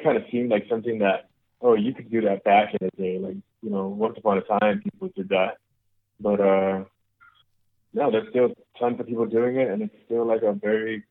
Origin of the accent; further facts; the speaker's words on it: Las Vegas, Nevada, United States; we're from Vegas